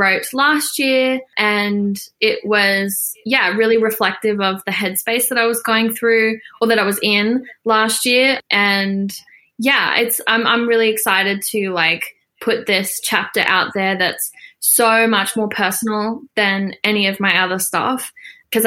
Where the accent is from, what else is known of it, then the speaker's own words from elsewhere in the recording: Australia; I'm Australian and I live in Australia